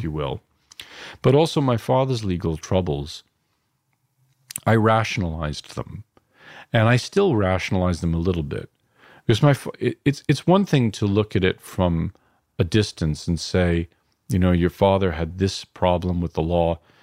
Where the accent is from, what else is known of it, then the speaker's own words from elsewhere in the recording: New York City, New York, United States; now in Los Angeles, United States; I'm from Queens, New York, uh, from, uh, working class neighborhood called Flushing